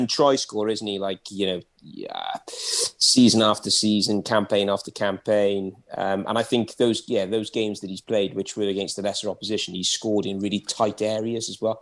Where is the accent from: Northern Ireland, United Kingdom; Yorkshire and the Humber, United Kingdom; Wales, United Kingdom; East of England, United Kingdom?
Wales, United Kingdom; Welsh; I'm Welsh